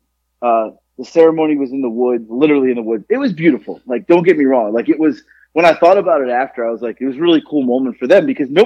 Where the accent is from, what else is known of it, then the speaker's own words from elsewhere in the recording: Boca Raton, Florida, United States; moved away; I grew up in Boca